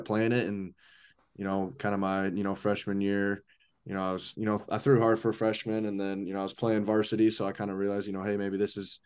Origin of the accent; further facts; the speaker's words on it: Ankeny, Iowa, United States; I'm from Ankeny, Iowa. Pretty much like right north of Des Moines, the capital. So, I mean, I've been in Iowa my whole life.